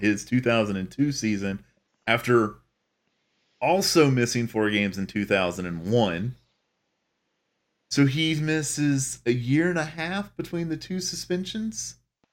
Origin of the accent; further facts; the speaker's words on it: Charlotte, North Carolina, United States; that's where I'm from. I'm from Charlotte